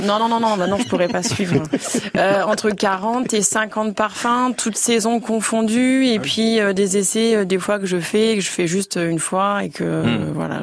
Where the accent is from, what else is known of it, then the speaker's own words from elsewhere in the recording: Jussy, Bourgogne-Franche-Comté, France; je suis originaire de Jussy